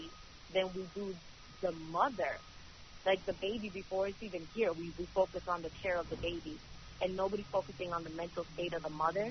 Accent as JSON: {"language": "English", "town": "New York City", "region": "New York", "country": "United States", "tie": "born or raised there", "said": "I grew up in Brooklyn, East New York"}